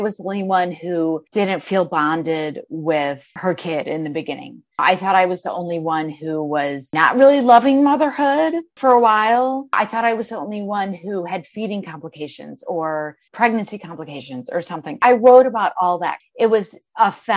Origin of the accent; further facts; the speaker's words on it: Midwest, United States; moved away as an adult; also born or lived in Arizona; I'm from the Midwest originally. I don't know if you can hear my accent. I moved out to Arizona